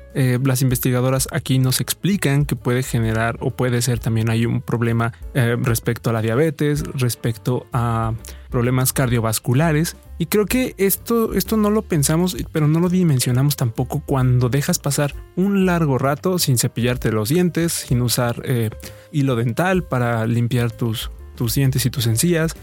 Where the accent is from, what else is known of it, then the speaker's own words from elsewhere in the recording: Mexico; como buenos mexicanos